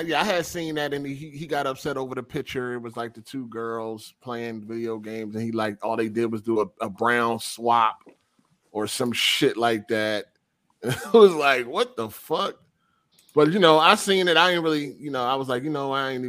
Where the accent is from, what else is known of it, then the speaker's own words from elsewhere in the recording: Iowa, United States; I got in the You Talk White BS growing up in Iowa. So I feel your pain, Luca.